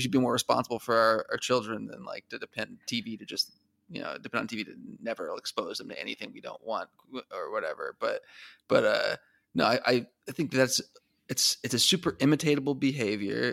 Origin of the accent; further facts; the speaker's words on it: Arizona, United States; growing up in Arizona